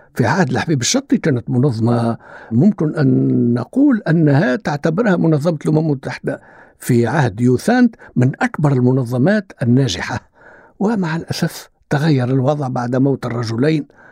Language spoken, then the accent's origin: Arabic; Tunisia; عندنا في تونس